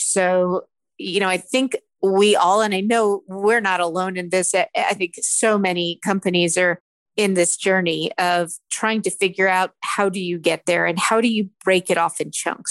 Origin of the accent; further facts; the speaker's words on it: Philadelphia, Pennsylvania, United States; I'm from Philadelphia